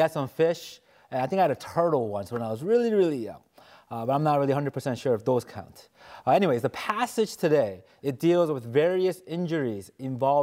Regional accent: New York City, New York, United States; I grew up in New York City

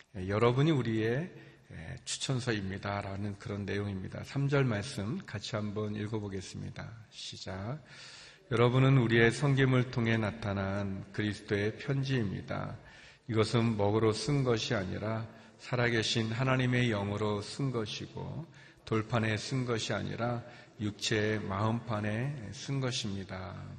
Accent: South Korea; moved away as an adult; also born or lived in China; 제가 한국 사람인데 제가 중국에서 와서

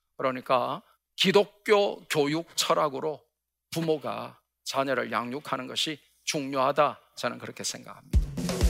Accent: Gyeongsang, South Korea; 저는 경상도 사나이 B형 남자라

